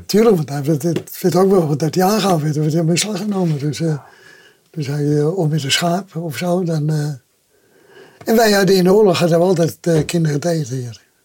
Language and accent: Dutch; Amsterdam, North Holland, Netherlands; ik ben geboren in de Zwaarschat. En dat was in 1932, toen was Nieuwendam net gebouwd